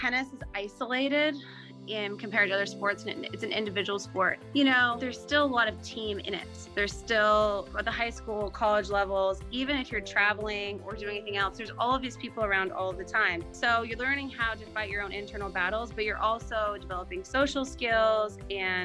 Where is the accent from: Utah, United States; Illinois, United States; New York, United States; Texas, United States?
Utah, United States; I grew up in Utah